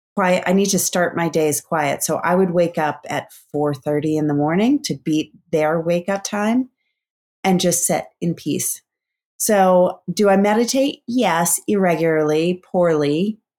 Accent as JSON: {"language": "English", "region": "East Coast", "country": "United States", "tie": "born or raised there", "also_born_or_lived": "Bend, Oregon", "moved": "yes", "lives_now": "Sausalito, United States", "said": "I grew up on the East Coast"}